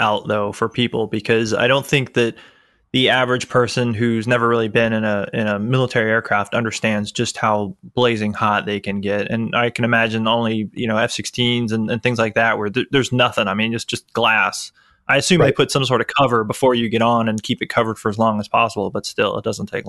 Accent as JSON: {"language": "English", "town": "Tampa", "region": "Florida", "country": "United States", "tie": "born or raised there", "said": "I grew up in Tampa, Florida. So MacDill Air Force Base was there."}